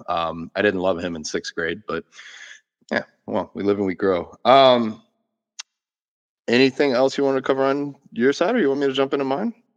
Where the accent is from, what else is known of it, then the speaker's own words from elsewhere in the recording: Gainesville, Florida, United States; I was born in Gainesville, Florida